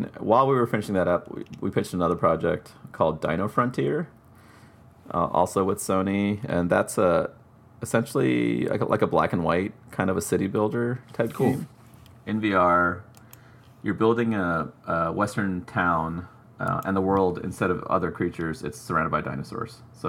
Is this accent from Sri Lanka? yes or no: yes; Sri Lanka; born there; I was born in Sri Lanka, which is a former British colony